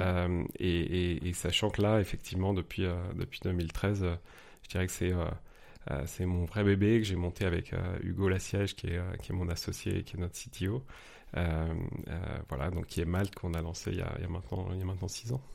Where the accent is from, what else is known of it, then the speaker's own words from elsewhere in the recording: near Paris, Île-de-France, France; moved away as an adult; also born or lived in Nice, France / Mexico; now in Munich, Germany; je suis né pas loin de Paris. J'ai grandi là-bas